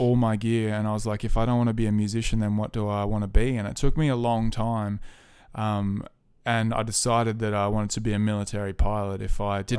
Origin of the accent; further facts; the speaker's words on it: Leighton, New South Wales, Australia; I'm from Leighton in New South Wales. So I'm a country boy.